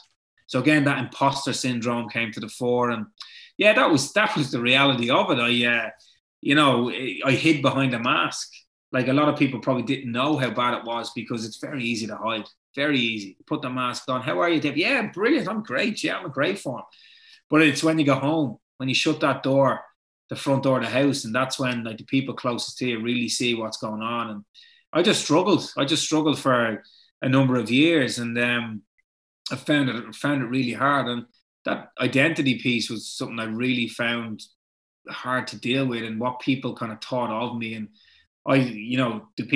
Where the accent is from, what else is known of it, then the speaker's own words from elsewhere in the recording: Dublin, Leinster, Ireland; we're both from Ballantyre. We both went to St. Benilda's.